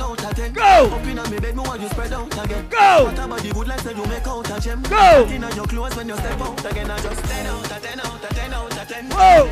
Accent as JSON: {"language": "English", "region": "Rhode Island", "country": "United States", "moved": "yes", "lives_now": "New York City, United States", "said": "I live in New York City. I am from Rhode Island"}